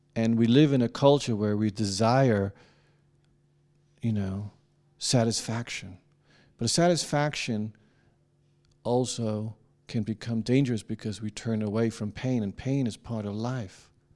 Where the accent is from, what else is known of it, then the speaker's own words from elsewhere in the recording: Denmark; I'm not an American. And I'm from Denmark